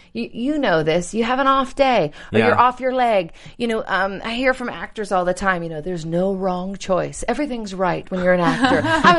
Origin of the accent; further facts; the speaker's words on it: Pittsburgh, Pennsylvania, United States; I'm from Pittsburgh.